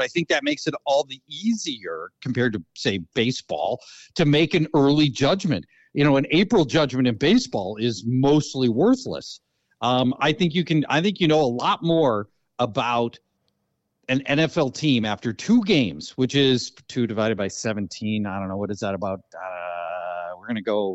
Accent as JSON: {"language": "English", "region": "Minnesota", "country": "United States", "said": "I'm from Minnesota"}